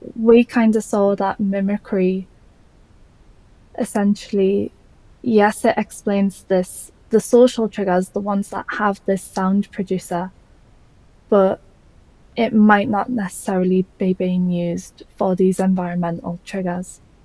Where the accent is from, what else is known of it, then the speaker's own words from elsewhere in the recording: Newcastle upon Tyne, North East England, United Kingdom; accent: Geordie; I'm from Newcastle in the UK, if you couldn't tell by the Geordie accent.